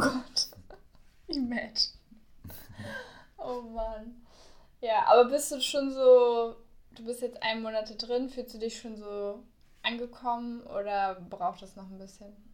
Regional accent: Berlin, Germany; also born or lived in Bayreuth; now in Cologne, Germany; ich komme ja aus Berlin

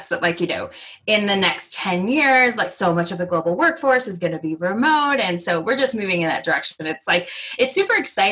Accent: United States; moved away; I am American originally

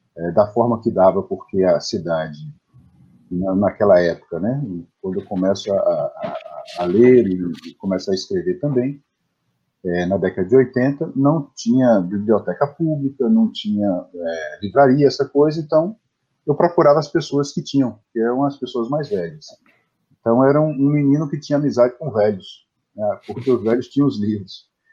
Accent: Bom Jesus da Lapa, Bahia, Brazil; eu nasci em Bom Jesus da Lapa, interior da Bahia, né, uns 800 quilômetros de Salvador

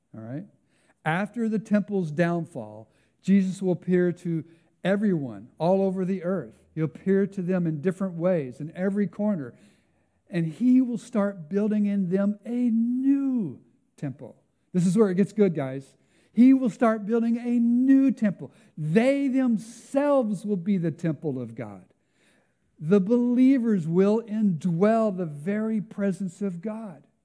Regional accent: United States; now in Canada; my home country

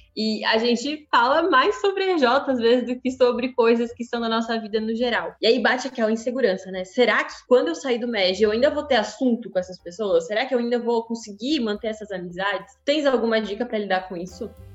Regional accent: Santa Catarina, Brazil; venho de Santa Catarina

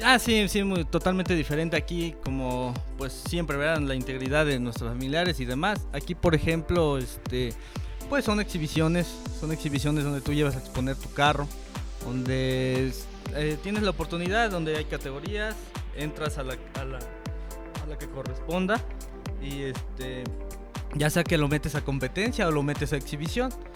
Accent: Zacapoaxtla, Puebla, Mexico; pertenezco a Puebla, ¿verdad? Pero soy orgullosamente de Zacapuazla

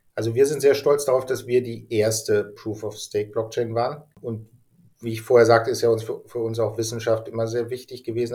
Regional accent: Germany; ich bin halt Deutscher.

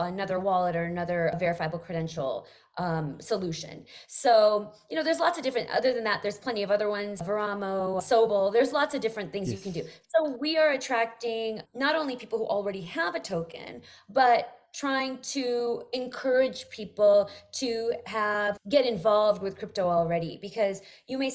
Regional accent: Bay Area, California, United States; I'm from the Bay Area

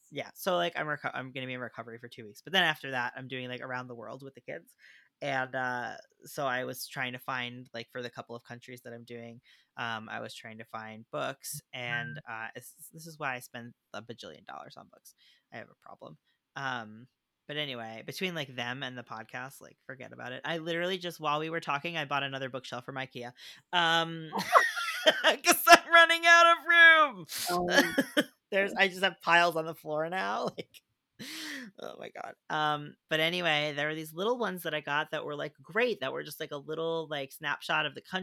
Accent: Ireland; But people got a little up in arms, like, I'm from Ireland and there are a lot of, like, up until recently it wasn't very diverse.

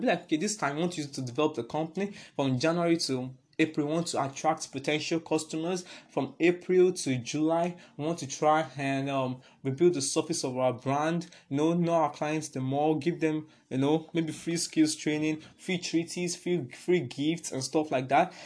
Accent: Nigeria; I'm a Nigerian

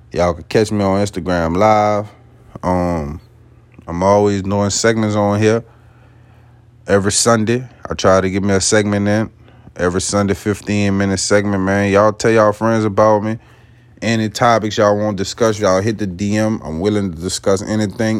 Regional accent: West Bank of New Orleans, Louisiana, United States; I'm not originally from New Orleans. I'm off the West Bank of New Orleans

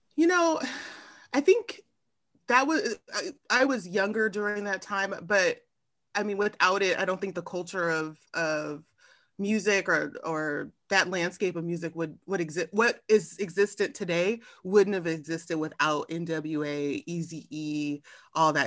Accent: Long Beach, California, United States; also born or lived in Arizona; I grew up in Long Beach, California.

